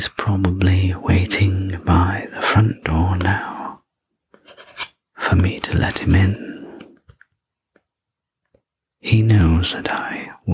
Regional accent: England, United Kingdom; I'm English

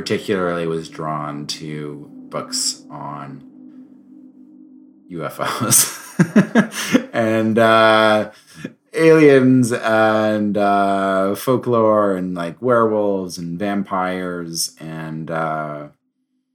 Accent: France; I grew up in France

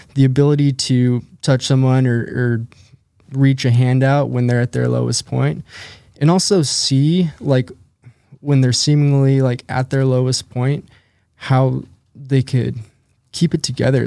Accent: Spokane, Washington, United States; I grew up in Spokane, Washington

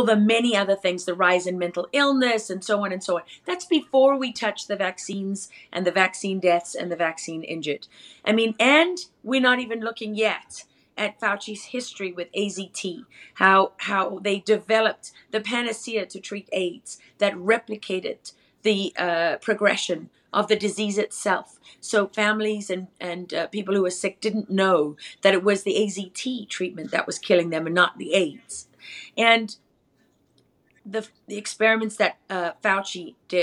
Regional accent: South Africa; I am from South Africa.

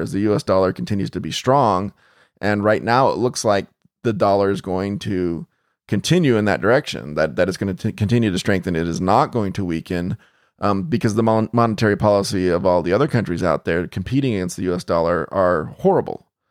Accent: United States; as an American

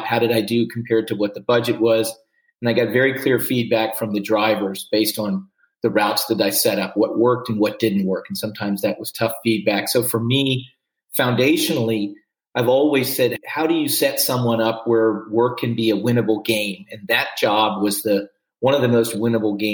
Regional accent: Washington, District of Columbia, United States; I grew up in Washington, D.C.

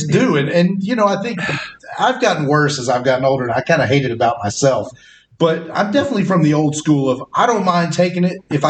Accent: Appalachia, United States; growing up in like rural white people Appalachia

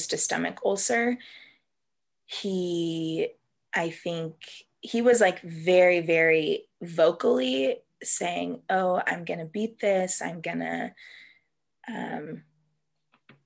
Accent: Vista, California, United States; also born or lived in Abilene, Texas; I grew up here in North County, San Diego, in Vista

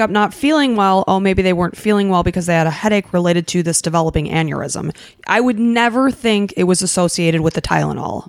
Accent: Chicago, Illinois, United States; moved away; we're from Chicago

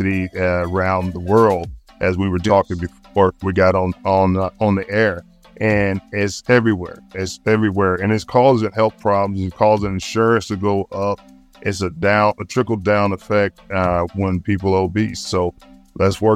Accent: the South, United States; I'm from the South

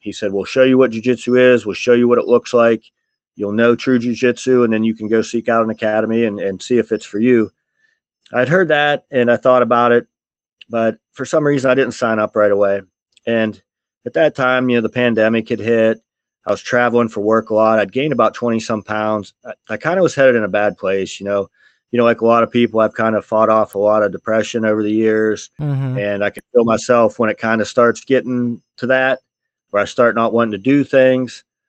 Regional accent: Steubenville, Ohio, United States; also born or lived in Columbus, Ohio; I was born in Steubenville, Ohio

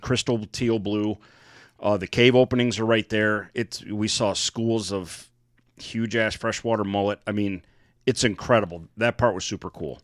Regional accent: Michigan, United States; We are from Michigan

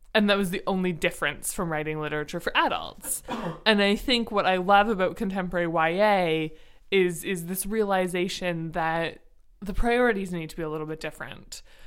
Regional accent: Ontario, Canada; I am from Ontario

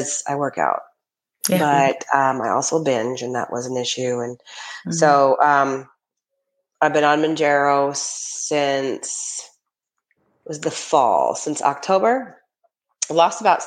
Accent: Atlanta, Georgia, United States; we're from Atlanta

